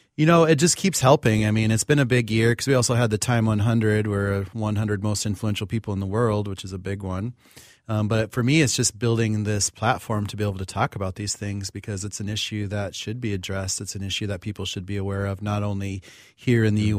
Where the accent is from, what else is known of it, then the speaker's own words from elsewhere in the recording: Pine Ridge Reservation, South Dakota, United States; I grew up on Pine Ridge Reservation in South Dakota, enrolled with the Oglala Lakota.